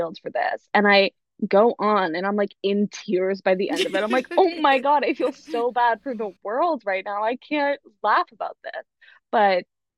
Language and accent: English; Boston, Massachusetts, United States; I'm from Boston.